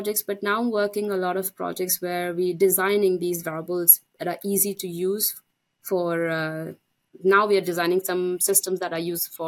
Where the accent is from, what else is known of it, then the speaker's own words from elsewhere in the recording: India; moved away; I'm Indian. That's my home country.